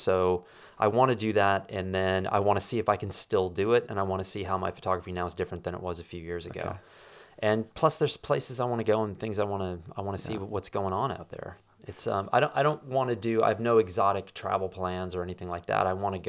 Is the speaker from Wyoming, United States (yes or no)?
yes; Wyoming, United States; I found out that the place that I grew up in Wyoming was just subdivided.